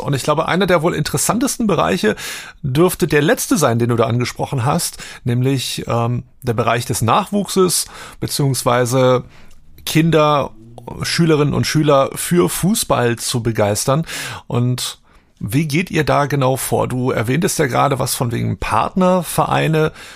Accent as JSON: {"language": "German", "town": "Wolfsburg", "region": "Lower Saxony", "country": "Germany", "tie": "born or raised there", "moved": "as an adult", "lives_now": "Hamburg, Germany", "said": "Ich bin ja in Heiligendorf groß geworden"}